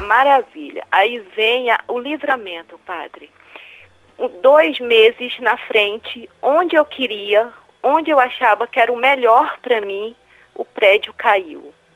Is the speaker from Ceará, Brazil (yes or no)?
yes; Ceará, Brazil; now in Rio de Janeiro, Brazil; Falo do Rio de Janeiro, mas sou cearense.